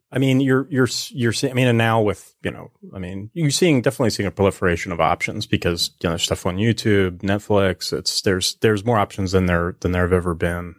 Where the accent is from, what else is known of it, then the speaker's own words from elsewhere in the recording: New Jersey, United States; moved away as an adult; also born or lived in Philadelphia / Hollywood; I was born in, uh, Philly. I was raised in South Jersey, and then I went to college in Philly.